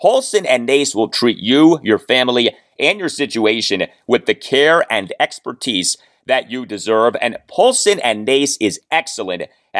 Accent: Washington, District of Columbia, United States; when I was growing up in the Washington, D.C. area

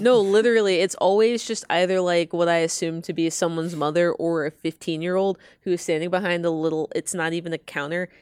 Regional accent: Atlanta, Georgia, United States; I am from Georgia. I'm from Atlanta

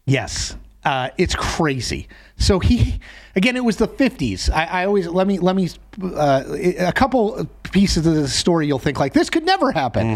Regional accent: Connecticut, United States; growing up in Connecticut, I did a lot of duck pin bowling

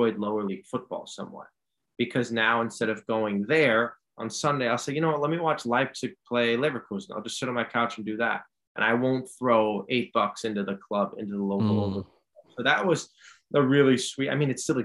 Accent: New York City, New York, United States; also born or lived in Dortmund, Germany; I grew up in New York City

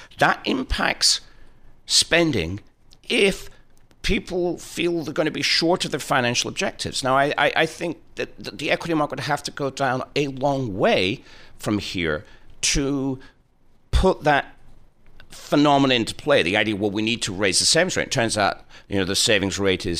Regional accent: Preston, North West England, United Kingdom; It's my hometown

